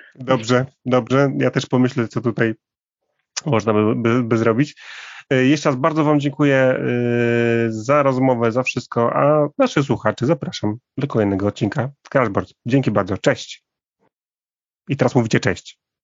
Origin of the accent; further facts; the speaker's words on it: Warmian-Masurian Voivodeship, Poland; moved away; ja trochę jestem z, z tamtych okolic, jestem z Warmii